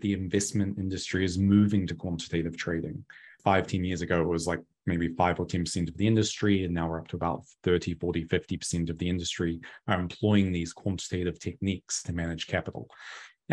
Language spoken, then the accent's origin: English; New Zealand; now in Florida, United States; I'm a New Zealander, biomedical engineer.